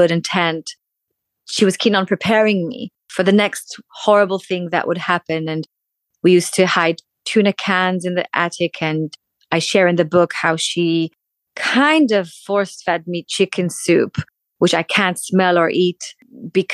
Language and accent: English; Tel Aviv, Tel Aviv District, Israel; moved away as an adult; also born or lived in United States; now in London, United Kingdom; born in Tel Aviv, raised in Tel Aviv